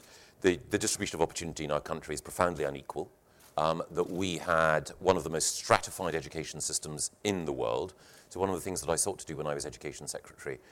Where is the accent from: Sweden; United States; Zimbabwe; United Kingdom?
United Kingdom; Scotland; I grew up in the Scottish education system